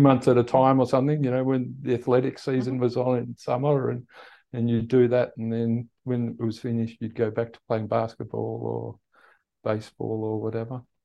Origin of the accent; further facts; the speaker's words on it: Perth, Western Australia, Australia; also born or lived in Netherlands / Tasmania, Australia; I was born in Holland Mm-hmm. And we migrated to Australia in 1968 when I was eight years old